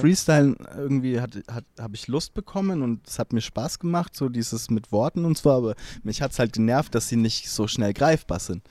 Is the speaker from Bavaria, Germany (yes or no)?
yes; Hilpoltstein, Bavaria, Germany; ich komme ja aus Hilpoltstein, mhm. das ist so 10.000, 12.000 Einwohner groß